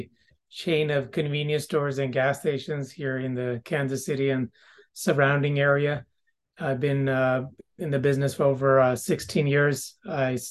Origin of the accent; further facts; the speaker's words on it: Pakistan; moved away as an adult; also born or lived in Brooklyn, New York, United States; now in Missouri, United States; My younger youth time, I spent a lot in Pakistan